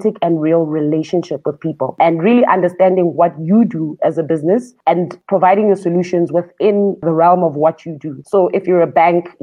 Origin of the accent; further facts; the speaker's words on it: Soweto, Gauteng, South Africa; also born or lived in Atteridgeville; They bought a house in Soweto, in Dobsonville. And that's where I grew up